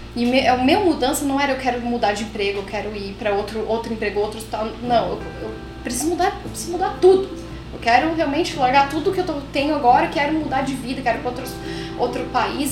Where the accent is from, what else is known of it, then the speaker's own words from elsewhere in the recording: Curitiba, Paraná, Brazil; moved away as an adult; now in Toronto, Canada; Mesmo sendo curitibana